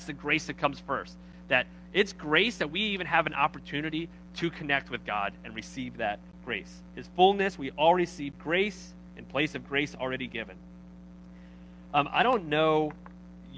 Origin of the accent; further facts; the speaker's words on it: Baltimore, Maryland, United States; I'm from Baltimore